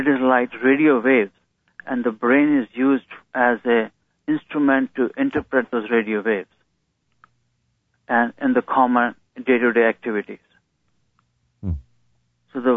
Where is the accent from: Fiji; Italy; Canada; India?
India; moved away as an adult; now in United States; my growing up in India